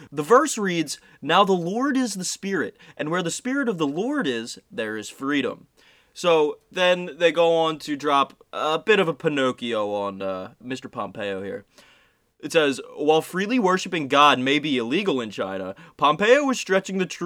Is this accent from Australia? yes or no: no; Ireland; Yeah, the Irish are a hive mind. I'm allowed to say this because I'm Irish.